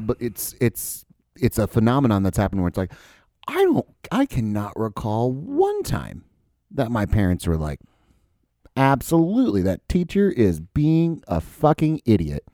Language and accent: English; United States; as an American